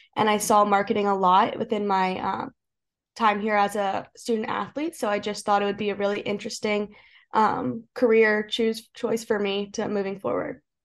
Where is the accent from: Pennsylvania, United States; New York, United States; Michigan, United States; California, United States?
Pennsylvania, United States; Lancaster; moved away as an adult; I grew up in Lancaster, Pennsylvania